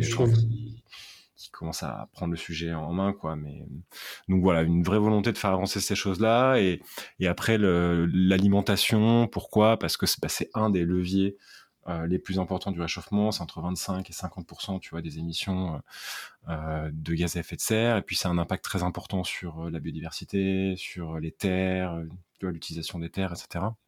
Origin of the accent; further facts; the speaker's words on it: Aix-en-Provence, Provence-Alpes-Côte d'Azur, France; moved away as an adult; now in Paris, France; je suis originaire d'Aix-en-Provence, d'une maman corse et d'un papa polono provençal.